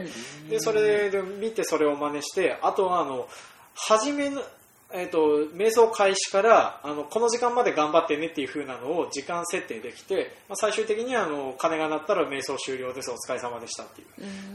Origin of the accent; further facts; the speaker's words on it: Toyohoro, Hokkaido, Japan; 僕の実家がある豊幌